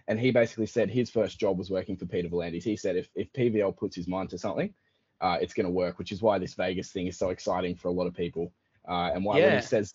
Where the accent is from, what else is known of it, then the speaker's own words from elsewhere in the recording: Queensland, Australia; also born or lived in Townsville; I've lived most of my life in Queensland